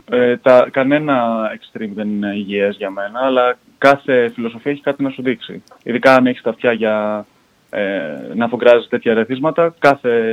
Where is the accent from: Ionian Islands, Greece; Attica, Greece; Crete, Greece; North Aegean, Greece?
Attica, Greece; Voula; also born or lived in Malaysia / Edinburgh; Εγώ γεννήθηκα στη Μαλαισία από Έλληνε γονεί. Μεγάλωσα κυρίω στην Βούλα εδώ στην ελλαδα ε, σπούδασα οικονομικά στο Εδιμβούργο, με ένα χρόνο στην Αμερική ανταλλαγή.